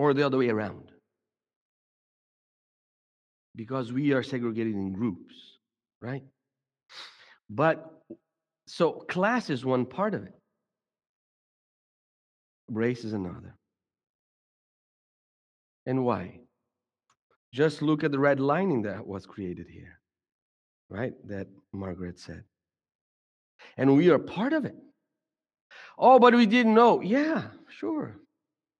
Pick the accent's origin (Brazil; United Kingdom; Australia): Brazil; now in United States; I grew up in Brazil.